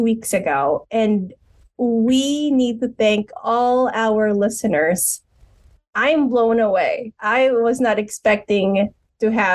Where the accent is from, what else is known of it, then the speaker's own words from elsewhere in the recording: Philippines; I'm from the Philippines